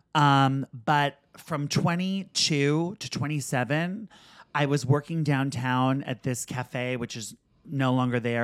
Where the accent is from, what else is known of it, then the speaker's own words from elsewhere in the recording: New York City, New York, United States; growing up in Manhattan was so great